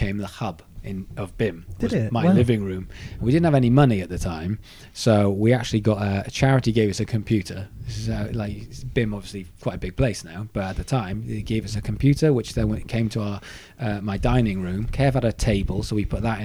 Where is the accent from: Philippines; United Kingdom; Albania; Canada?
United Kingdom; Swansea, Wales; also born or lived in Guildford; now in Brighton, United Kingdom; I'm from Swansea